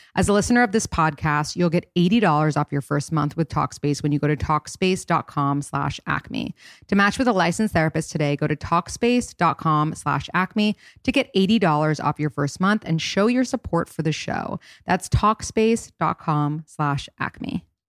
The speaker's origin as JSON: {"language": "English", "town": "New York City", "region": "New York", "country": "United States", "tie": "born or raised there", "also_born_or_lived": "Boston", "said": "I grew up in New York City"}